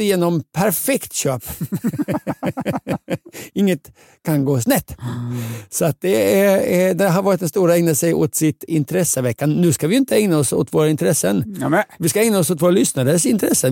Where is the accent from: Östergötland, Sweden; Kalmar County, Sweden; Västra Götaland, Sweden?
Östergötland, Sweden; Linköping; min hemstad Linköping